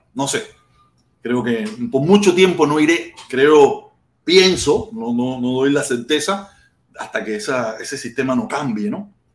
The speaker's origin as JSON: {"language": "Spanish", "country": "Cuba", "moved": "yes", "lives_now": "United States", "said": "nosotros que somos cubanos y estamos fuera de Cuba"}